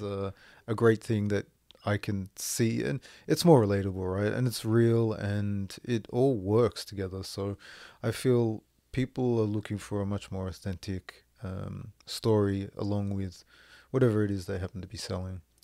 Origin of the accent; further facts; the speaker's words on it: Australia; moved away as an adult; also born or lived in France / Moncton, New Brunswick, Canada; now in Canada; live away from Australia